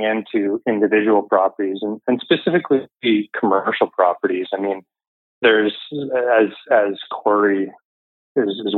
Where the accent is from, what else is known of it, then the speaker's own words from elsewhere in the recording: Kamloops, British Columbia, Canada; moved away as an adult; also born or lived in Vancouver; now in Burnaby, Canada; I'm originally from Kamloops, did my undergrad up there at TRU